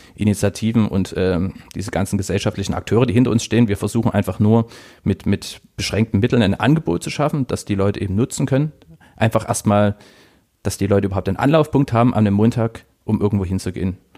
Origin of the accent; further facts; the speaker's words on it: Dresden, Saxony, Germany; also born or lived in Leipzig; in meiner Heimatstadt